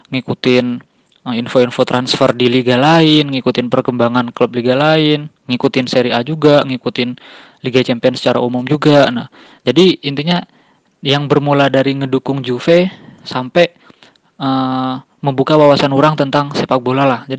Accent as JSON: {"language": "Indonesian", "town": "Bandung", "region": "West Java", "country": "Indonesia", "said": "ane dari Bandung, mahasiswa di salah satu kampus di Bandung."}